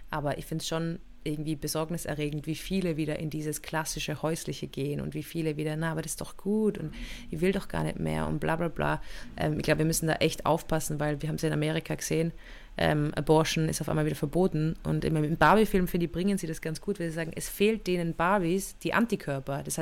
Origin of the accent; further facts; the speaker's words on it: Innsbruck, Tyrol, Austria; ich bin ja in Innsbruck aufgewachsen und da war es ja in der Stadt wirklich so, dass der Kot auf die Straße raus einfach geschüttet worden